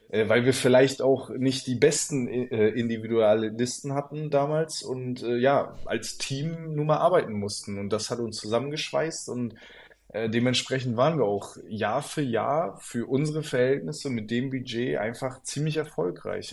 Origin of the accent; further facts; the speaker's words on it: Stralsund, Mecklenburg-Vorpommern, Germany; also born or lived in Rostock; now in Berlin, Germany; gebürtig bin ich ja aus Strasund